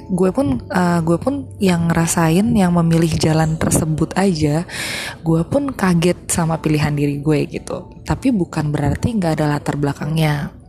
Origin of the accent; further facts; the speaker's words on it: Jakarta, Indonesia; moved away as an adult; now in Bali, Indonesia; FYI gue tuh emang lahir besar di Jakarta tapi gara-gara gue kuliah di Bali gue dapat PTN di Bali jadi gue move ke Bali